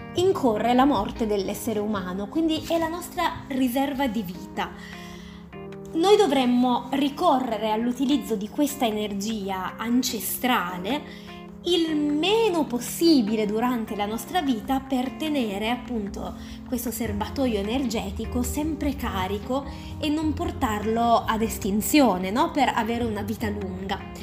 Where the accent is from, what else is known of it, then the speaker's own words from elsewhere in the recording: Turin, Piedmont, Italy; sono di Torino